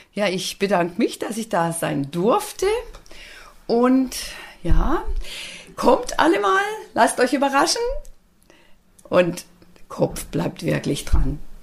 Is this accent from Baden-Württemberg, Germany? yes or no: yes; Black Forest, Baden-Württemberg, Germany; ich bin eine waschechte Schwarzwälderin. Ich lieb und leb und schätze meine Heimat